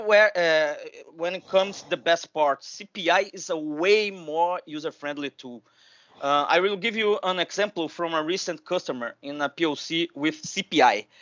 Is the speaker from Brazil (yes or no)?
yes; Rio de Janeiro, Brazil; I'm from Rio de Janeiro. I'm based in Brazil.